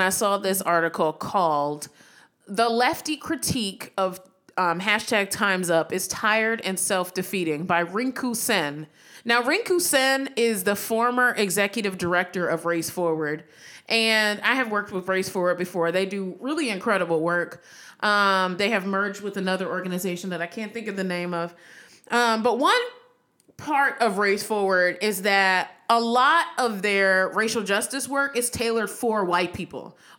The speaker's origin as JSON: {"language": "English", "region": "California", "country": "United States", "said": "I'm from the Bay Area."}